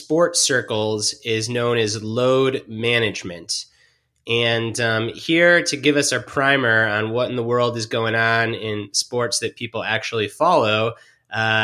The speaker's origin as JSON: {"language": "English", "town": "Detroit", "region": "Michigan", "country": "United States", "tie": "born or raised there", "said": "I grew up in Detroit. I'm a Detroit Pistons fan"}